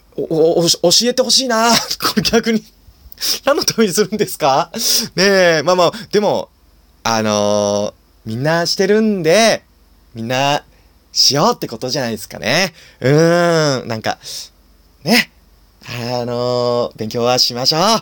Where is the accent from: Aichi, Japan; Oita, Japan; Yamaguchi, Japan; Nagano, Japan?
Nagano, Japan; now in Tokyo, Japan; 僕はですね、長野県出身で